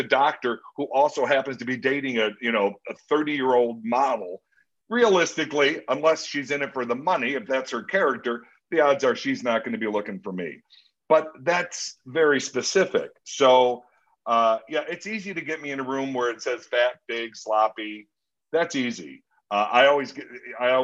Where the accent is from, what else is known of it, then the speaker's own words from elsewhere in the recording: Lansing, Illinois, United States; moved away as an adult; also born or lived in Chicago, Illinois / Los Angeles; Born and raised in the South Suburbs, Lansing, Illinois, outside of Chicago on the Indiana border.